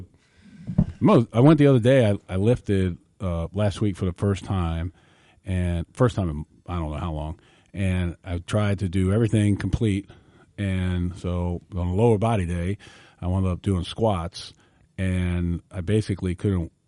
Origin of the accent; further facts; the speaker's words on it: New York, United States; growing up in New York